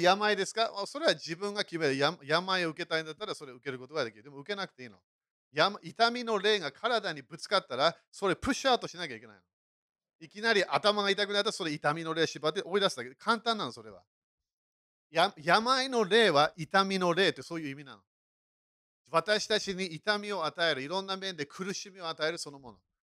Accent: United Kingdom; moved away; そして私、イギリス人だからね

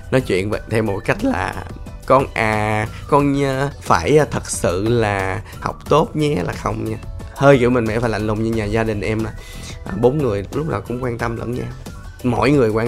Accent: Ho Chi Minh City, Vietnam; Thì em uh, vẫn là người Sài Gòn thôi à, ba mẹ em ở hóc môn

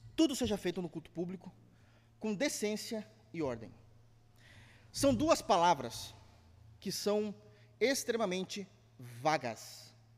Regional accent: Brazil; nós brasileiros

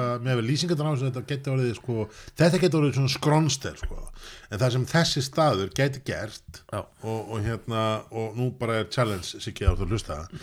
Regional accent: Reykjavík, Capital Region, Iceland; ég er í Vesturbæingur

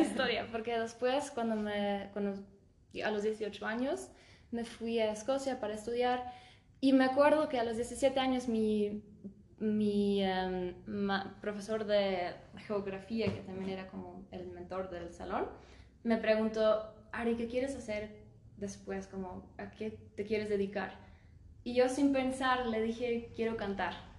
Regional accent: Germany; moved away as an adult; also born or lived in Stuttgart, Germany / Scotland; now in Aguascalientes, Mexico; Yo nací y crecí en Múnich, pero cuando yo tenía dos años nos mudamos a Stuttgart

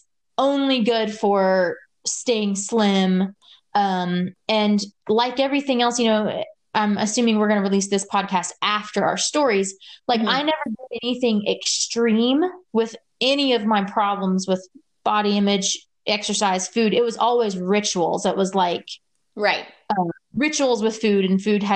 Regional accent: Louisiana, United States; I grew up in Louisiana, which is so hot

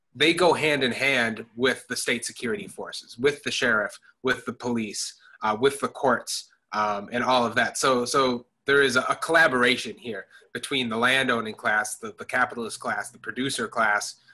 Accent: Madison, Wisconsin, United States; moved away as an adult; I grew up in Madison, Wisconsin. Um, lived there um, for first 18 years of my life.

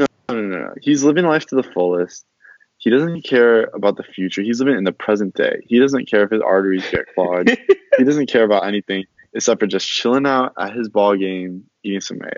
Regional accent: Atlanta, Georgia, United States; we're all from Atlanta

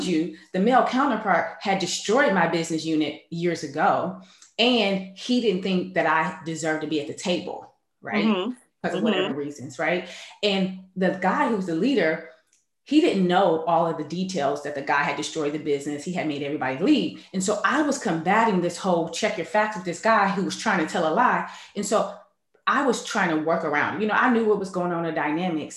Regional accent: Cleveland, Ohio, United States; I'm originally from Cleveland, Ohio.

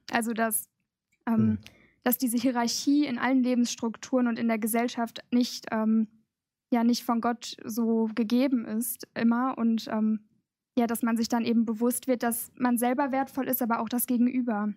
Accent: Gelsenkirchen, North Rhine-Westphalia, Germany; ich komme aus Gelsenkirchen, also auch ganz aus der Nähe

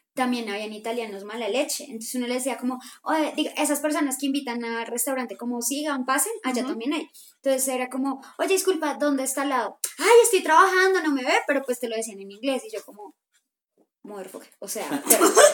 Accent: Colombia; somos colombianos

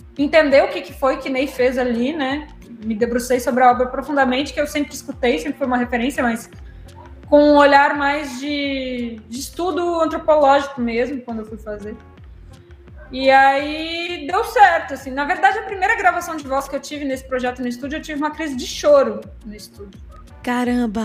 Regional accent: Rio Grande do Sul, Brazil; eu como gaúcha tô ali na fronteira, né, já tô mais perto

